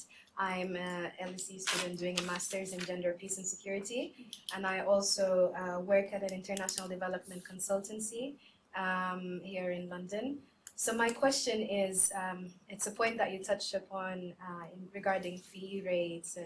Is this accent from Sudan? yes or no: yes; Sudan; I'm from Sudan